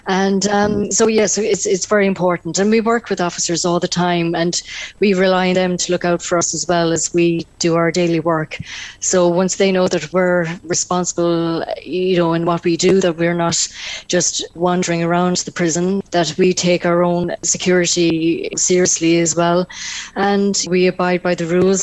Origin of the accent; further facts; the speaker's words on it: North Tipperary, Munster, Ireland; I myself am from the Diocese of Killaloe. I come from North Tipperary